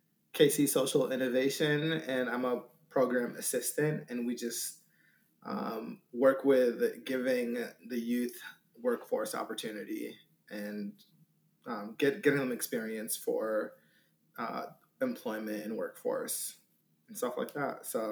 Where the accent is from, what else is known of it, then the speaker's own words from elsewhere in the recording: Syracuse, New York, United States; moved away as an adult; also born or lived in Sudan / Egypt; now in Missouri, United States; I'm a refugee, migrated my way to Egypt, lived there for a couple of years, and then moved to New York, upstate New York, Syracuse, and that's where I grew up from the age of 8 until I moved out for college.